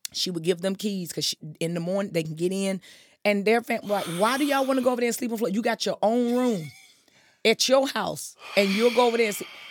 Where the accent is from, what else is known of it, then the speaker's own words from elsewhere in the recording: Wilson, North Carolina, United States; I was born in Wilson proudly.